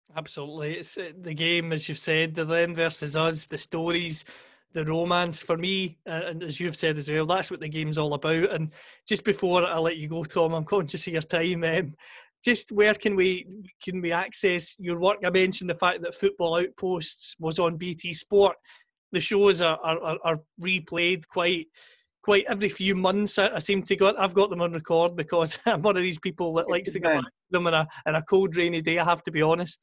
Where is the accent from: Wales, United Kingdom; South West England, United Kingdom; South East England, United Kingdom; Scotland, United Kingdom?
Scotland, United Kingdom; Greenock; Greenock Morton, my hometown club